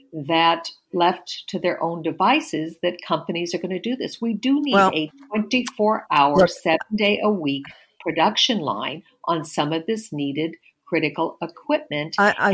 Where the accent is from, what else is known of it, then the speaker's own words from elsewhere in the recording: Colorado, United States; My home state of Colorado